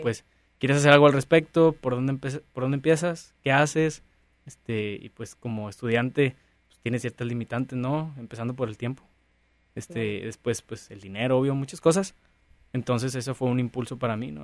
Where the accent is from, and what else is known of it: Mexico